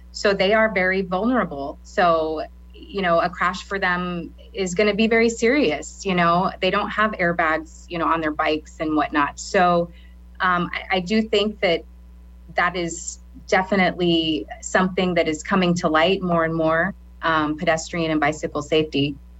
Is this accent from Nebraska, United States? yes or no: yes; Lincoln, Nebraska, United States; also born or lived in Garden City, Kansas; originally, I'm from Garden City, Kansas, um, but I moved here when I was in third grade. So I kind of consider myself a, na- a native Lincolnite, um, Nebraskan